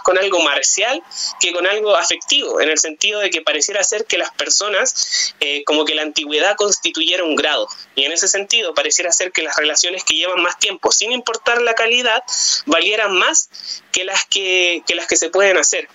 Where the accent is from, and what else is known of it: Chile